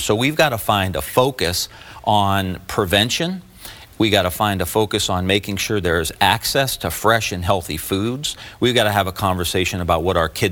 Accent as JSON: {"language": "English", "town": "Youngstown", "region": "Ohio", "country": "United States", "tie": "born or raised there", "said": "I grew up in Northeast Ohio and just outside of Youngstown"}